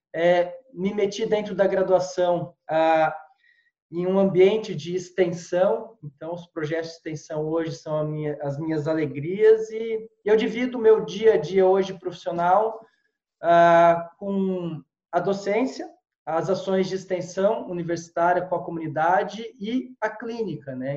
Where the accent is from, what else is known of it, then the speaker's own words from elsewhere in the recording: São José dos Campos, São Paulo, Brazil; moved away as an adult; also born or lived in Piracicaba; sou de São José dos Campos, estudei em Piracicaba